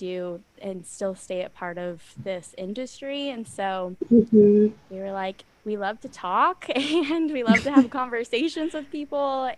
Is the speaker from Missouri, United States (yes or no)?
no; Petaluma, California, United States; now in San Francisco, United States; I actually grew up in Northern California in Petaluma, which is just north of San Francisco.